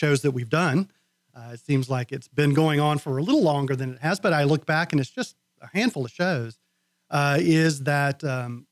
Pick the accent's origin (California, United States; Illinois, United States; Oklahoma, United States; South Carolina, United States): South Carolina, United States; moved away; being from South Carolina